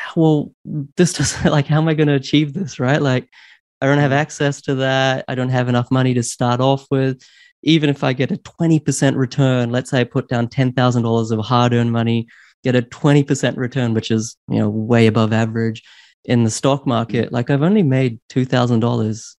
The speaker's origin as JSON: {"language": "English", "country": "New Zealand", "tie": "born or raised there", "also_born_or_lived": "Queensland, Australia / Sydney, Australia / London, United Kingdom", "moved": "as an adult", "said": "I grew up in in New Zealand"}